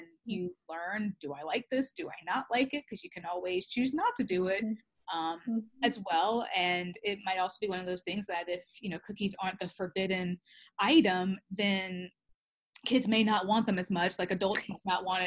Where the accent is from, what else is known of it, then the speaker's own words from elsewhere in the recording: the South, United States; I grew up in the South